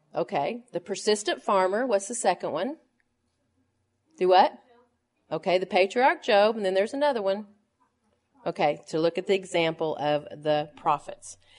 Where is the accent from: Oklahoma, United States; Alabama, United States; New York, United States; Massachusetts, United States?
Oklahoma, United States; Tulsa; when I was a little girl growing up in Tulsa, Oklahoma